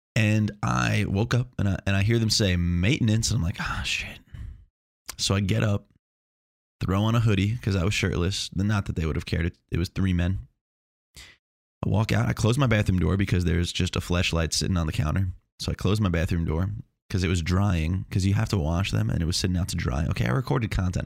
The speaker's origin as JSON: {"language": "English", "area": "Long Island", "region": "New York", "country": "United States", "also_born_or_lived": "Chapel Hill, North Carolina", "moved": "yes", "lives_now": "Melbourne, United States", "said": "I'm from Long Island, but now I live in Chapel Hill"}